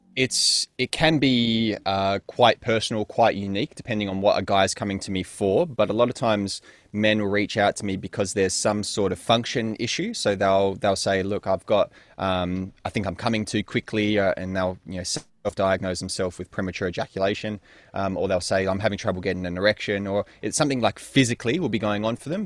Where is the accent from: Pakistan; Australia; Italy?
Australia; Perth, Western Australia; also born or lived in North London; born in North London and spent a couple of years there before moving with the family, uh, into Perth, Western Australia, which is what I would consider my home and where I grew up for the most part